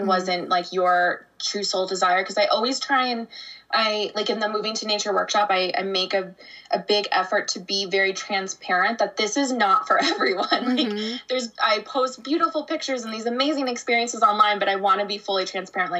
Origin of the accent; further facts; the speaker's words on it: Arizona, United States; moved away as an adult; I grew up in Arizona. So I was there for 29 years